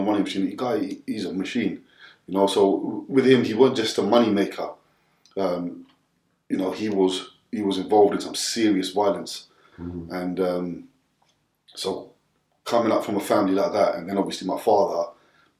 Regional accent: Southall, London, United Kingdom; growing up in Southall

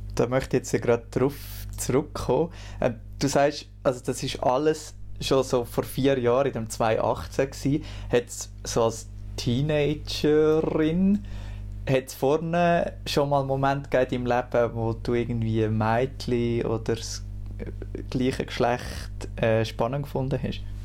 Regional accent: near Lucerne, Schwyz, Switzerland; ich bin im Kanton Schweiz aufgewachsen, also nicht so weit weg von Luzern

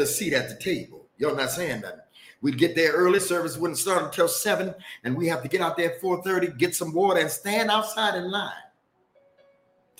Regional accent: Detroit, Michigan, United States; I'm from Detroit

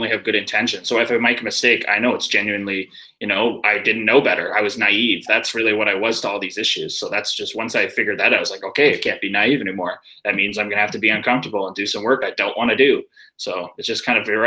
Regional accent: Canada; I grew up in Canada

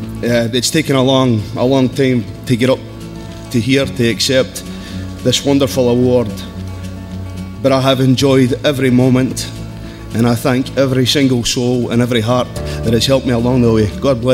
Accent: Glasgow, Scotland, United Kingdom; As a wee boy growing up in Glasgow, Scotland

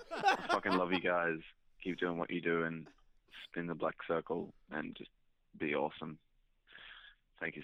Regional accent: South Australia, Australia; I'm from South Australia.

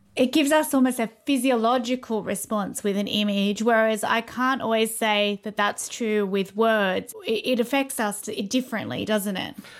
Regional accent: London, United Kingdom; growing up in London in the eighties

